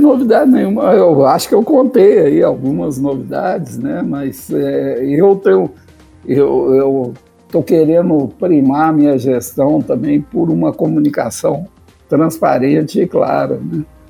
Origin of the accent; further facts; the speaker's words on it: Minas Gerais, Brazil; como mineiro